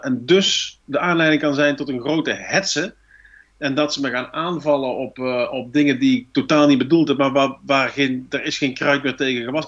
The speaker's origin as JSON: {"language": "Dutch", "region": "North Brabant", "country": "Netherlands", "accent": "Brabants", "said": "We hebben een heel toegankelijk accent, eh, tongval, die ehm, nogal vlug als grappig gezien wordt."}